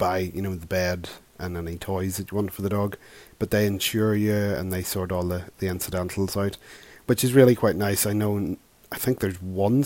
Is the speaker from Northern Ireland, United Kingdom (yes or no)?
yes; Belfast, Northern Ireland, United Kingdom; a pub in Belfast, my hometown